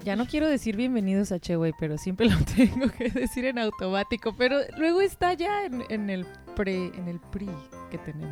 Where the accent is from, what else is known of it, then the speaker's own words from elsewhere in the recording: Mexico; de México